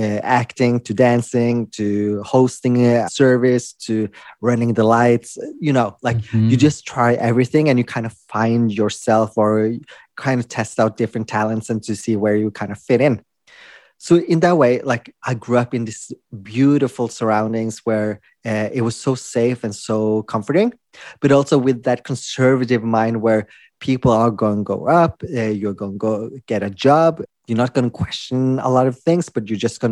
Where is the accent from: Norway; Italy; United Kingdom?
Norway; also born or lived in Philippines; I was adopted from the Philippines when I was a baby. And I was adopted to Norway